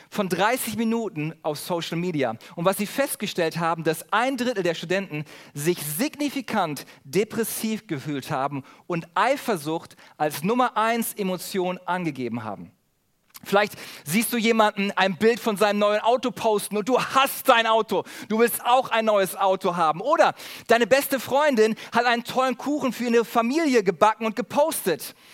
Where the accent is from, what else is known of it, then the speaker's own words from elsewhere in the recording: Germany; Besonders in Urlaubsorten sind wir Deutsche dafür bekannt, dass wir uns über alles und jeden beschweren.